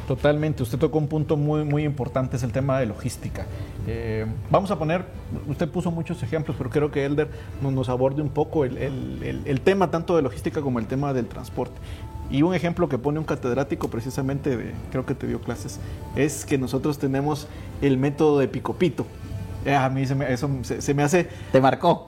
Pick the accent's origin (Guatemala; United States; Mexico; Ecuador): Guatemala; como Guatemala, como guatemaltecos y como país